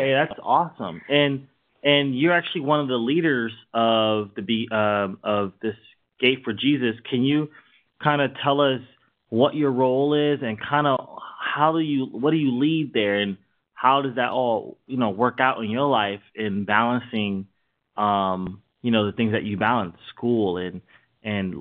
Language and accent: English; New York, United States; I'm from New York